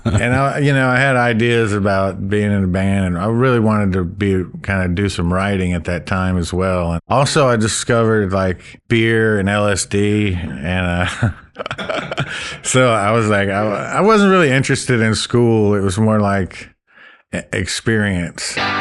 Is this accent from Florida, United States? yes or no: yes; Gulf Breeze, Florida, United States; moved away as an adult; now in Oxford, United States; I grew up in Gulf Breeze, Florida